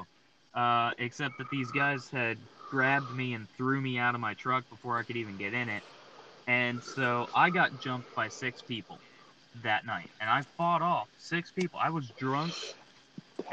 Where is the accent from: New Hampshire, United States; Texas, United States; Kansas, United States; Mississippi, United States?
Texas, United States; Texas City; also born or lived in Livingston, Texas; I grew up in Texas City